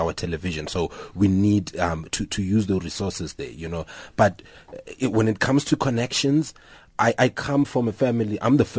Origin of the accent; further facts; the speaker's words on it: Tsakane, Gauteng, South Africa; I'm from Tsakane in the East Rand.